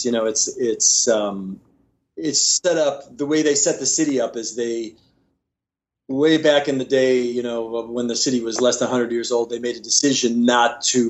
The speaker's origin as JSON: {"language": "English", "town": "Chicago", "region": "Illinois", "country": "United States", "tie": "born or raised there", "said": "born and bred in Chicago."}